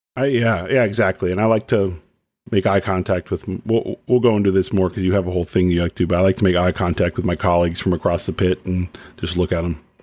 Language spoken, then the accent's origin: English; Dallas or Plano, Texas, United States; when I was a kid growing up in Dallas or Plano